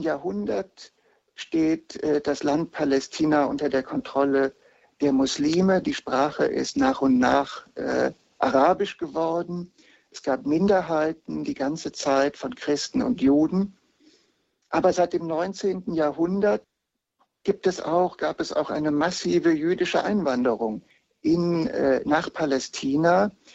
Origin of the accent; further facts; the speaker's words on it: Heidelberg, Baden-Württemberg, Germany; in Heidelberg, wo ich herkomme, am altsprachlichen Gymnasium